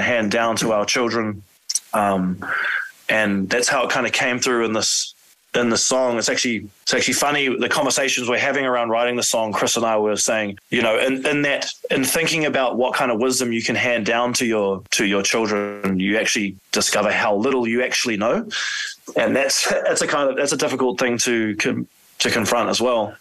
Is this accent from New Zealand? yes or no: yes; New Zealand; we're from New Zealand, and Maori is the, you know, the, the, the indigenous uh, culture of, of New Zealand. Um, three of us, including myself, are Maori